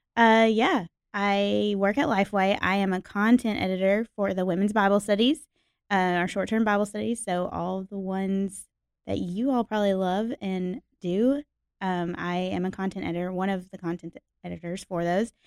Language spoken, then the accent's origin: English; Nashville, Tennessee, United States; was born and raised in Nashville, Tennessee, Music City